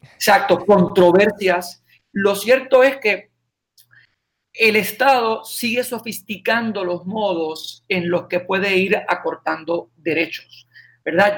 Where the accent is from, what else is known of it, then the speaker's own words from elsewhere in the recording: San Sebastián, Puerto Rico; now in Aguadilla, Puerto Rico; mi pueblo, San Sebastián. Yo, estoy en Aguadilla, pero mi oficina legal está en San Sebastián